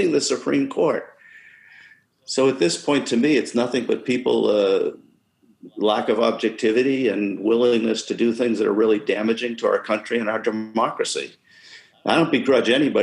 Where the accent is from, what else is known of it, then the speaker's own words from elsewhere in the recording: United States; as an American